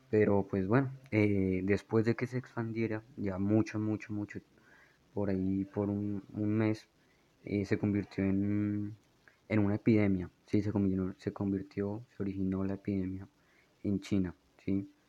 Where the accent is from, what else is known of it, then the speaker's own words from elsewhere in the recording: Bogotá, Colombia; moved away; Tal vez no noten mi acento porque no vivo en Bogotá desde hace como 5 o 6 años, pero soy de Bogotá, así en Bogotá, entonces soy, soy rolo, soy cachaco.